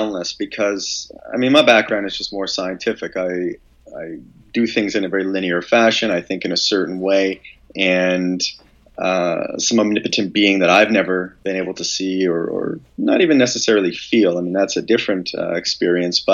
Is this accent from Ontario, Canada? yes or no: yes; London, Ontario, Canada; moved away; also born or lived in Canadian Rockies; I grew up in London, Ontario. That's where our family house is.